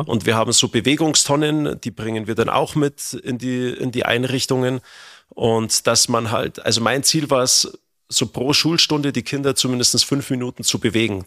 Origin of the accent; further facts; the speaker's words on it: Germany; bei uns in Deutschland